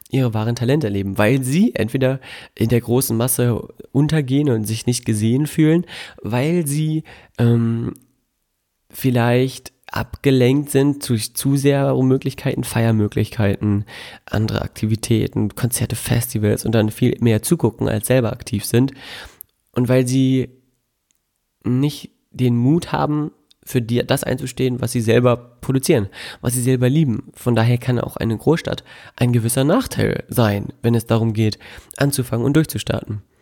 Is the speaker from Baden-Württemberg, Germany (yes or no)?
no; North Rhine-Westphalia, Germany; direkt bei mir in der ähm, in meiner Heimatstadt Nähe ist, Bünde, da wohnen die aktuell immer noch und ähm, das ist ein total kleines, verwegenes äh, Städtchen, also noch nicht mal eine Stadt